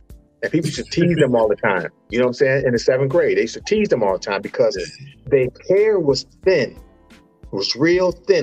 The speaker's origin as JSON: {"language": "English", "town": "Cleveland", "region": "Ohio", "country": "United States", "said": "I'm from Cleveland"}